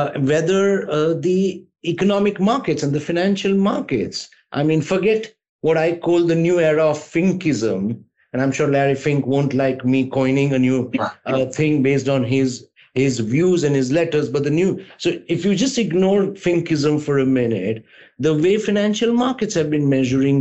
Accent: India; I'm an Indian

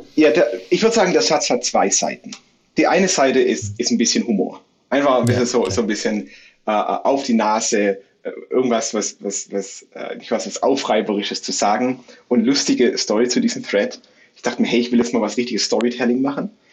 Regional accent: near Stuttgart, Baden-Württemberg, Germany; moved away as an adult; also born or lived in Brazil / Philippines; in meiner Heimatstadt in der Nähe von Stuttgart

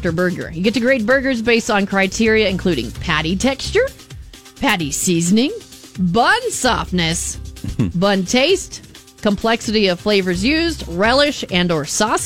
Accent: Arizona, United States; I'm from Arizona

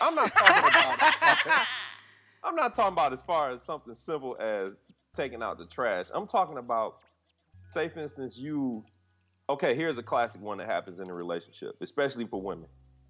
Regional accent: Detroit, Michigan, United States; I know that because I'm from Detroit.

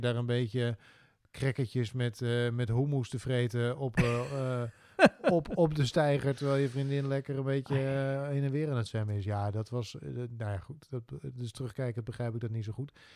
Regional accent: Drenthe, Netherlands; moved away; also born or lived in Hilversum; Ik ben Drents kampioen geweest

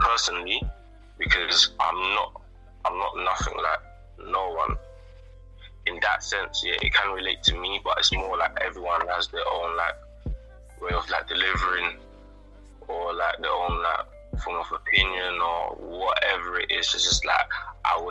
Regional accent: London, United Kingdom; the area where I grew up in East London

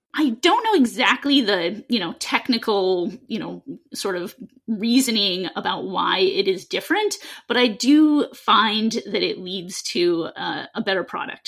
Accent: Seattle, Washington, United States; I grew up in Seattle

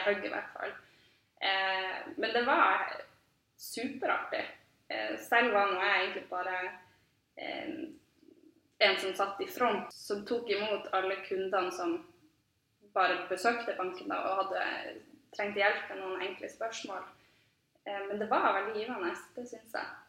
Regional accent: Tromsø, Troms, Norway; jeg er både født og oppvokst i Tromsø, og har egentlig bare blitt her

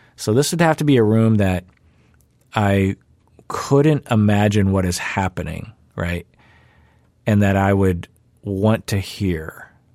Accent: Sammamish, Washington, United States; in the suburbs of Seattle, where I grew up in Sammamish.

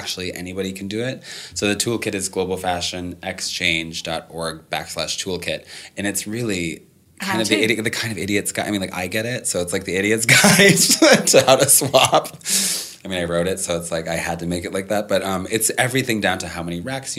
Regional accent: Minnesota, United States; moved away; I grew up in Minnesota

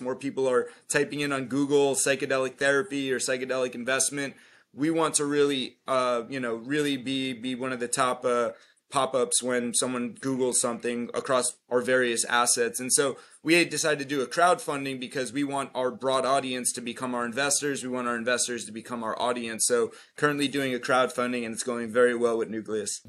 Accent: Florida, United States; I'm from Florida, but I'm here in New York

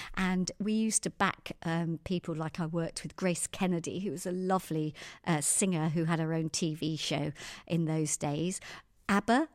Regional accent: Surrey, South East England, United Kingdom; also born or lived in Tehran, Iran; I was born in Surrey, had two very loving parents, Pat and Babs, and, uh, my dad was Irish

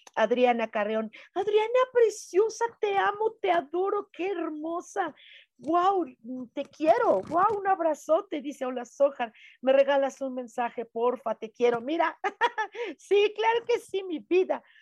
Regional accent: Mexico City, Mexico; aquí en Ciudad de México no somos cultura maya, somos cultura náhuatl o nahua

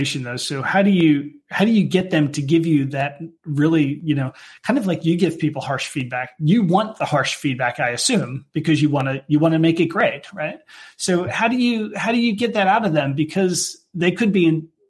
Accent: United States; now in United Kingdom; me being an American within a British company

